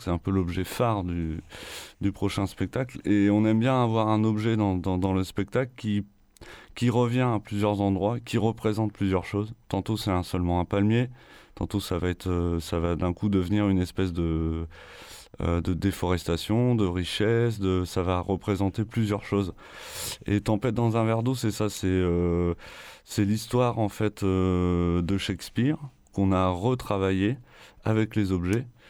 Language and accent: French; Picardy, Hauts-de-France, France; moved away; ma terre natale de Picardie